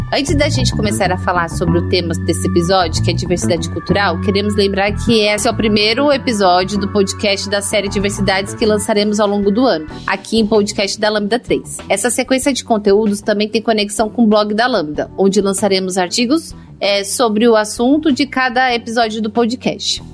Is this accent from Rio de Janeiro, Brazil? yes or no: no; São Paulo, Brazil; moved away as an adult; now in Recife, Brazil; sou paulistana, nascida e criada em São Paulo.